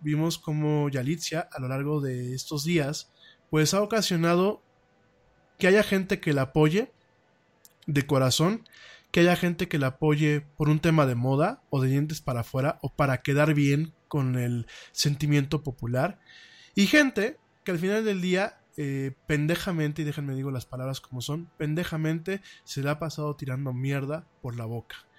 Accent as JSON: {"language": "Spanish", "country": "Mexico", "said": "como mexicano"}